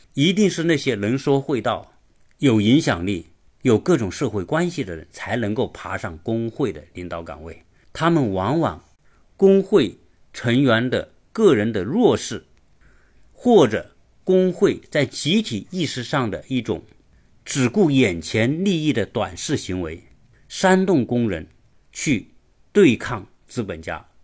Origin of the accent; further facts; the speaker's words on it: China; 我们中国人都是非常熟悉的